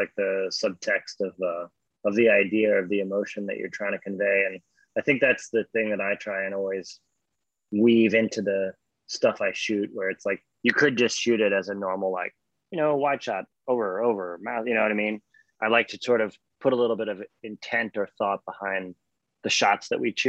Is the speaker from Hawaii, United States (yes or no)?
yes; Hawaii, United States; also born or lived in Australia; I grew up in Hawaii and Australia, and we can get into that.